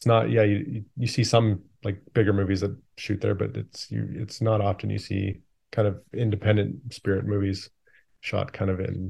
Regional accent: Calgary, Alberta, Canada; now in Vancouver, Canada; Yeah, I grew up in Canada, mostly Calgary, Alberta, where we still shoot a lot of the movies.

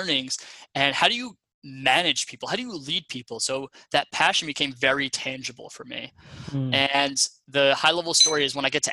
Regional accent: Long Island, New York, United States; moved away as an adult; also born or lived in Ohio; I'm from Long Island, New York originally. I grew up in, you know, like suburbia

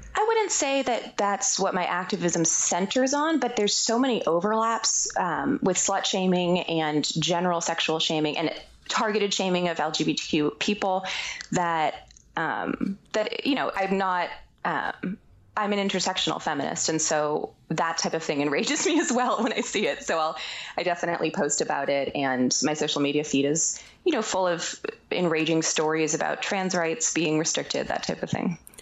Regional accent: Boston, Massachusetts, United States; moved away; when I was growing up, we were growing up in the Boston area

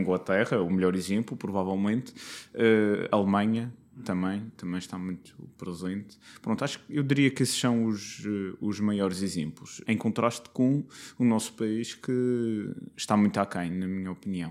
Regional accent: Madeira, Portugal; Vim da Madeira

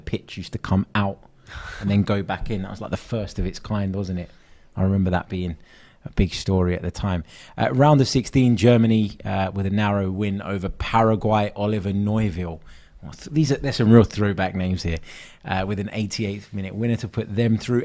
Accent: London, United Kingdom; I grew up in North London

